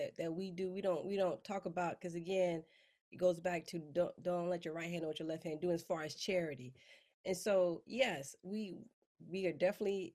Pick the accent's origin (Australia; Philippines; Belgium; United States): United States; Mississippi; moved away as an adult; I grew up in Mississippi